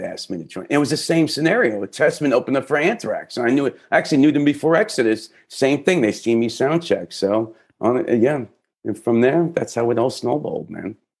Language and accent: English; New York City, New York, United States; Brooklyn, my hometown.